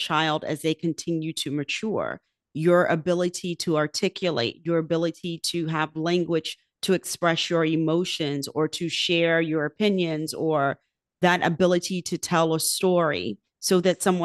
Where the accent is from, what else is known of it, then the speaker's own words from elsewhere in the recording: Virginia Beach, Virginia, United States; Virginia Beach, which is my hometown